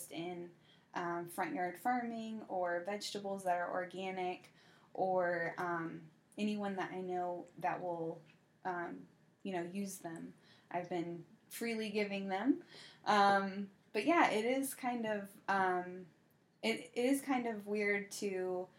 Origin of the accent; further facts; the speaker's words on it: the South, United States; I'm from the South